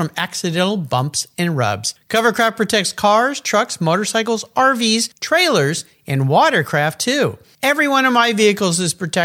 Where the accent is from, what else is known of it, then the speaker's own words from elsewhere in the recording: San Diego, California, United States; I'm back in San Diego today in my hometown